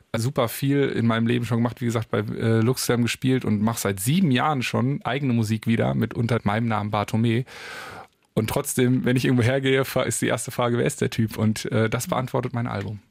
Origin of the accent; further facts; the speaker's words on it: Paderborn, North Rhine-Westphalia, Germany; Ich komme aus Paderborn.